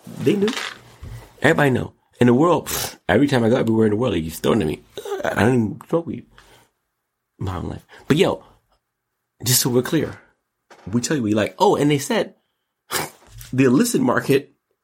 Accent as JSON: {"language": "English", "country": "United States", "said": "I'm also an American"}